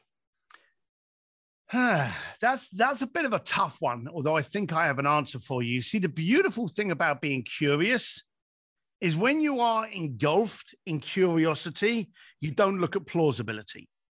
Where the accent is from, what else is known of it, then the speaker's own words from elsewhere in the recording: London, United Kingdom; I'm an Irish lad from East London